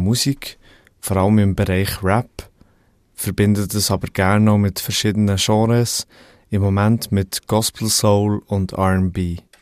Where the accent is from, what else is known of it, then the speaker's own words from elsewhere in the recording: Thun, Bern, Switzerland; Ich bin aufgewachsen in Thun